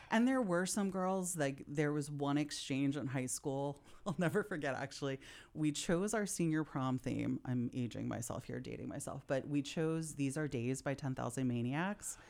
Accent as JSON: {"language": "English", "town": "Philadelphia", "region": "Pennsylvania", "country": "United States", "said": "I'm from Philadelphia. I come from a blue collar Philly family."}